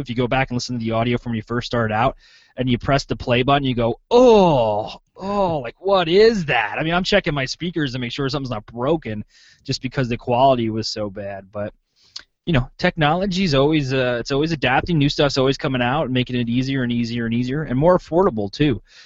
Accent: Pennsylvania, United States; now in Clinton, Iowa, United States; I'm from Pennsylvania and I'm here now in Clinton, Iowa

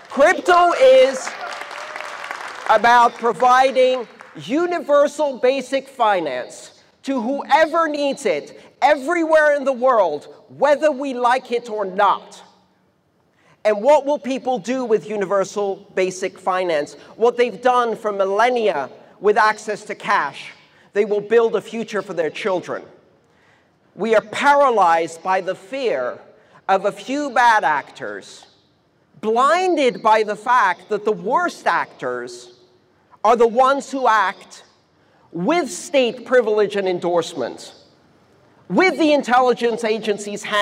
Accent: Iran; born there; I was born in Iran. I didn't choose that.

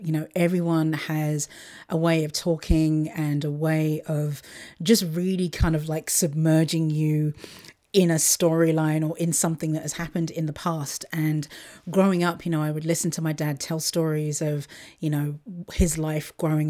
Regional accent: Luton, East of England, United Kingdom; the managing editor of my local station in Luton, which is my hometown, just outside of London.

